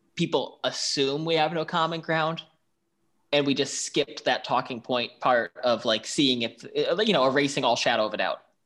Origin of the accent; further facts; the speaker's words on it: Buffalo, New York, United States; also born or lived in Washington, D.C. / Montana; now in New Orleans, United States; I'm from Buffalo, New York.